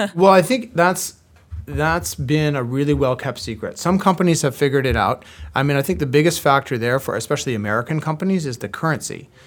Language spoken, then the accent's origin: English; Vancouver, British Columbia, Canada; moved away as an adult; now in Toronto, Canada; I grew up in the West Coast of Canada, in Vancouver